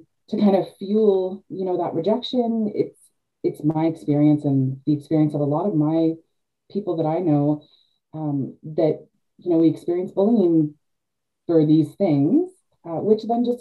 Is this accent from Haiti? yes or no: no; Canada; also born or lived in Georgian Bay, Ontario; I am Canadian. Yeah. I live in Georgian Bay, Ontario, Canada